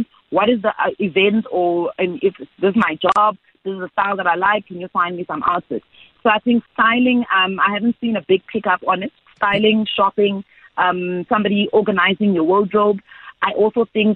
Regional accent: South Africa; a South African young woman who's a career woman

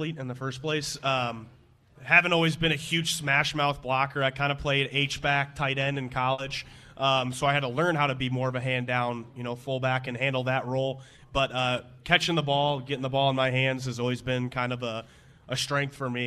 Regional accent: Chicago, Illinois, United States; growing up in Chicagoland area

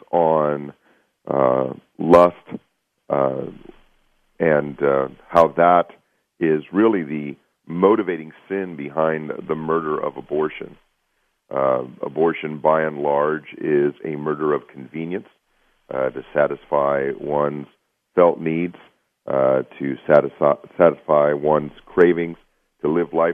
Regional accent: Pittsburgh, Pennsylvania, United States; I was born and raised just outside of Pittsburgh, Pennsylvania

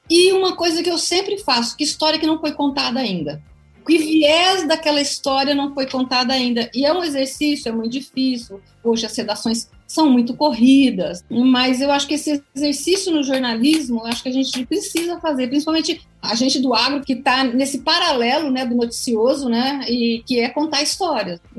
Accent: Brazil; Eu sou brasileira e não desisto nunca.

